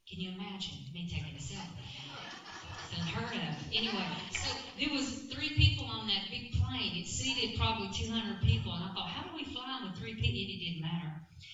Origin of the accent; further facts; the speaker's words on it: California, United States; accent: Alabama; I'm from California. I have an Alabama accent, but I'm from California.